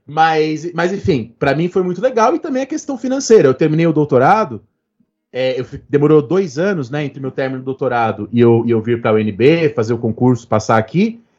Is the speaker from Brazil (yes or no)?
yes; Brazil; Só que a gente é brasileiro, né?